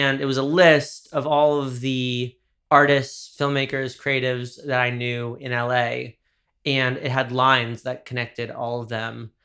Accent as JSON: {"language": "English", "town": "Dobbs Ferry", "region": "New York", "country": "United States", "tie": "born or raised there", "said": "my hometown is Dobbs Ferry, which is, uh, the river towns in, uh, Westchester, New York"}